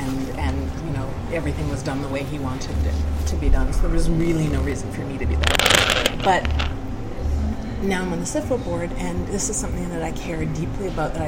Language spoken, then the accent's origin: English; East Coast, United States; It is almost even not morning for me right now because I'm from the East Coast.